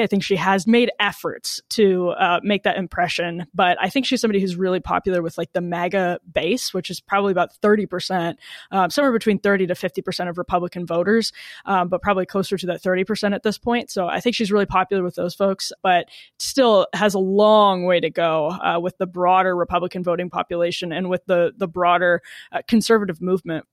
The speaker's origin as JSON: {"language": "English", "region": "Wisconsin", "country": "United States", "said": "I'm from Wisconsin"}